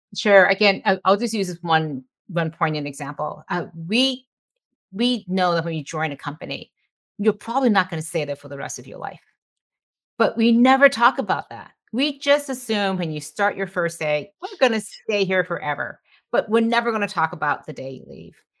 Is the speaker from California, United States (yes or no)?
no; Detroit, Michigan, United States; I grew up in Detroit, um, the daughter of immigrants